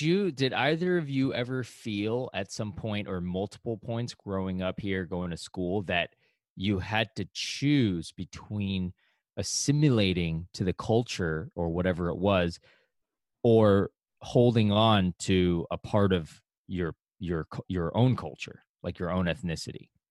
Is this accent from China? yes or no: yes; China; now in New York, United States; I was born in China. That's my ethnicity.